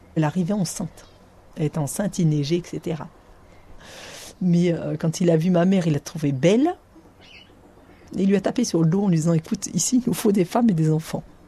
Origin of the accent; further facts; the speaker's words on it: Ariège, Occitania, France; j'ai grandi à Figuette